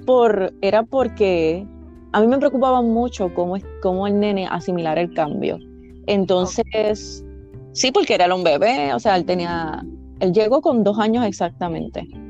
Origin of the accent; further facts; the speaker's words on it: Villalba, Puerto Rico; moved away as an adult; now in Central Florida, United States; yo soy de Villalba, Villalba, Puerto Rico. Eh, me crié en el campo, como decimos nosotros, y ahora mismo estoy en Florida, en la Florida Central específicamente.